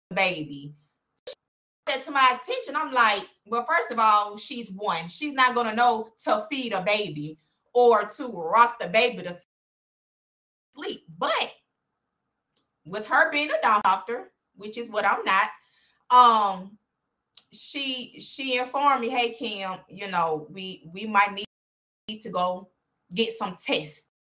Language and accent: English; Birmingham, Alabama, United States; I went to Clay Chalkville, born and raised in Birmingham